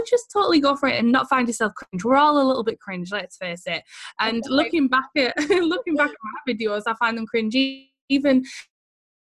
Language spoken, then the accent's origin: English; Teesside, North East England, United Kingdom; accent: Teesside; our accent is like a Teesside accent, and no one who lives here particularly thinks this accent is very nice.